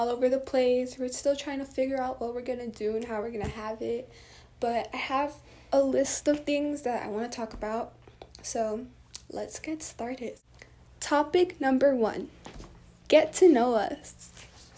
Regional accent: Texas, United States; We're both from Texas

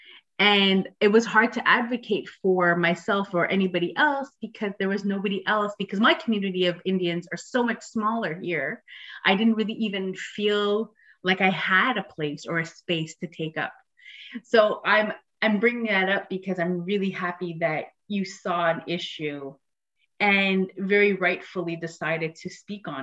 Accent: Canada; now in Montreal, Canada; I still was straddling this line of being Canadian

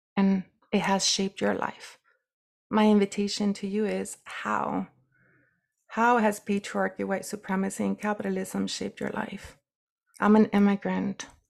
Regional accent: United States; being a brown woman and indigenous woman growing up in the United States

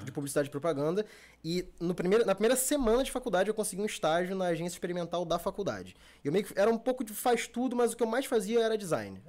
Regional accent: Rio de Janeiro, Brazil; also born or lived in Barra da Tijuca, Rio de Janeiro; eu sou da Zona Norte, Meia, Caxambi, aquela área ali. Hoje em dia eu tô morando aqui na Barra, mas sou criado é, na Zona Norte.

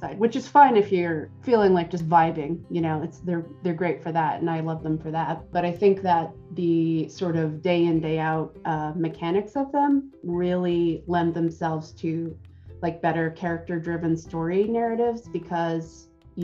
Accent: Willamette Valley, Oregon, United States; I grew up in the Willamette Valley, which is sort of the end of the Oregon Trail

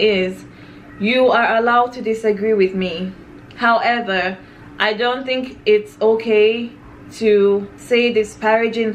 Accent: Nigeria; now in United States; I'm Nigerian

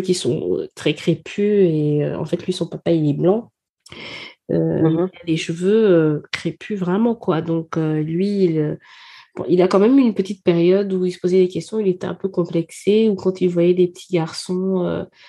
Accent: Gabon; moved away; je suis née au Gabon, j'ai grandi au Gabon

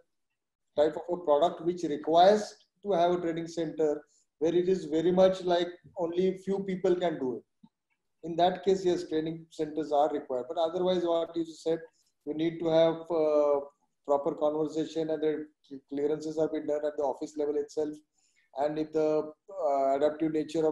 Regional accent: India

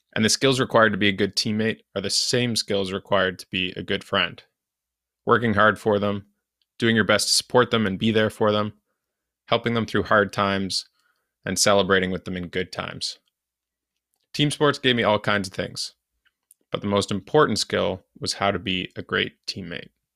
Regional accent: Canada; as a Canadian, hockey was my main winter sport

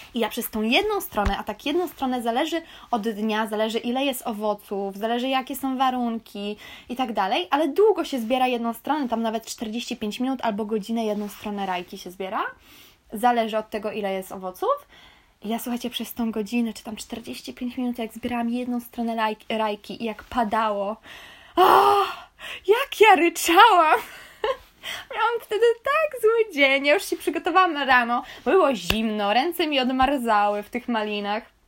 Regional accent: Kashubia, Pomeranian Voivodeship, Poland; also born or lived in Staniszewo; Ja jestem z Kaszub

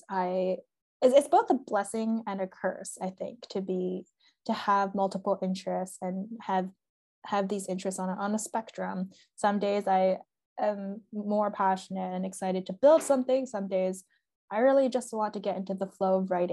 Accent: Bay Area, Northern California, United States; moved away as an adult; also born or lived in Massachusetts; I'm from the Bay Area, which is very like the heart of Silicon Valley, very STEM heavy

